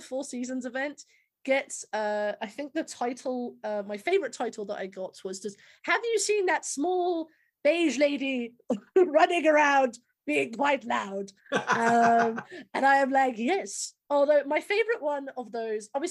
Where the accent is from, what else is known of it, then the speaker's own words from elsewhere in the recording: United Kingdom; as a Brit